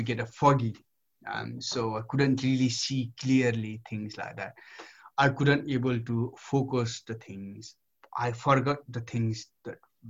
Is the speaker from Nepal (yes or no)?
yes; Nepal; moved away as an adult; now in United Kingdom; I grew up in Nepal, beaten by my, parents, and, went to barefoot.